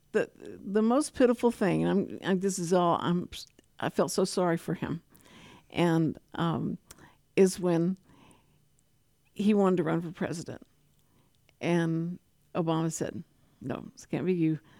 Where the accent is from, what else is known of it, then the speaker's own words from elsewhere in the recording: Texas, United States; I was from Texas